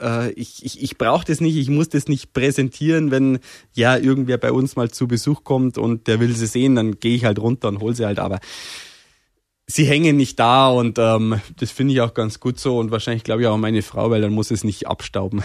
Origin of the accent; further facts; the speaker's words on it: Berchtesgaden, Bavaria, Germany; accent: Bavarian; also born or lived in Sonneberg, Thuringia; ich bin eigentlich quasi hier aufgewachsen, ähm, ja, in Bayern aufgewachsen